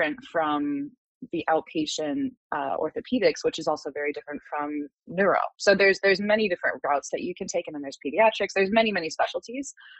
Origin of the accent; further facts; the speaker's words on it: New Jersey, United States; I'm originally from New Jersey